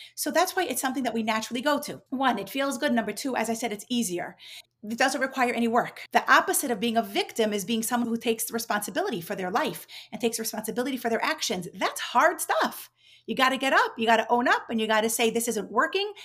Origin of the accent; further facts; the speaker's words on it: New York, United States; moved away as an adult; also born or lived in Israel / Mexico City, Mexico; now in Miami, United States; I grew up in New York